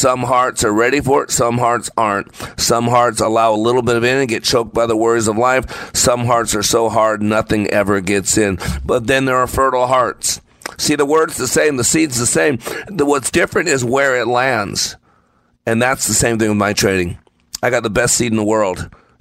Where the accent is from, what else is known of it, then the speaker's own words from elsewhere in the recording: Texas, United States; I'm from Texas